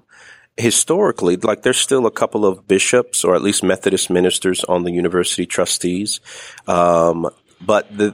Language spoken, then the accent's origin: English; Miami, Florida, United States; moved away as an adult; also born or lived in Trenton, New Jersey / Switzerland; South Florida, Miami, where I grew up, you know, as a kid, and all the way through high school